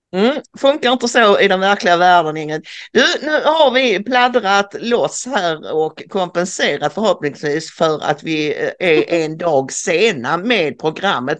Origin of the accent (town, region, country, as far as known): Sweden